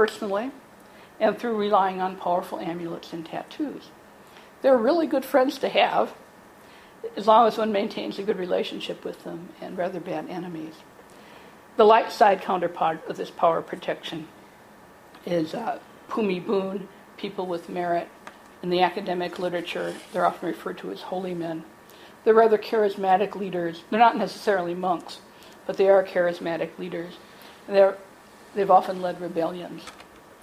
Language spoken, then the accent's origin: English; United States; I'm an American